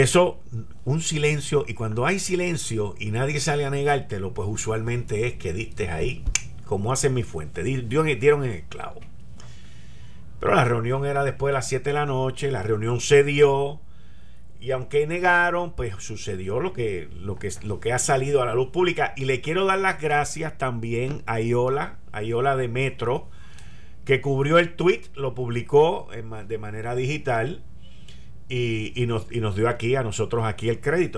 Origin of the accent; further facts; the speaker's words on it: Puerto Rico; yo decirle de Puerto Rico